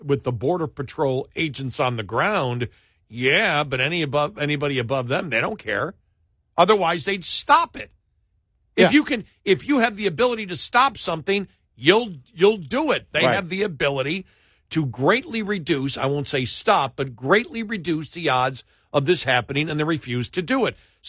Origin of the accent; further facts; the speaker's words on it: Buffalo, New York, United States; And it's not, you know, growing up in New York in Buffalo with the snow, you said, okay, we make it snow.